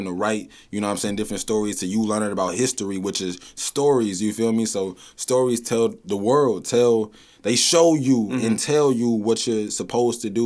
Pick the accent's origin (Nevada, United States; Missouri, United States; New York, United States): Missouri, United States; St. Louis; I'm from Southside, you know what I'm saying? St. Louis